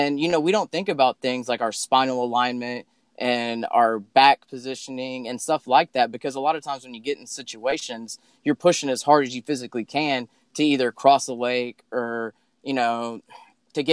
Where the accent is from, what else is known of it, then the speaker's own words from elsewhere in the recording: Sugar Land, Texas, United States; also born or lived in Dallas, Texas; I was born in Dallas, Texas, raised in like outside of Sugarland, between Sugarland and Richmond Rosenberg, and I lived there till I was 16.